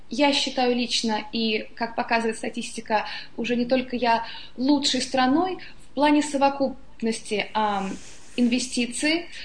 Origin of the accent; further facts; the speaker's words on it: Moscow, Russia; also born or lived in London, United Kingdom; now in Portugal; Я жила во многих странах, я москвичка, но всегда жила где-то за границей, в Лондоне много лет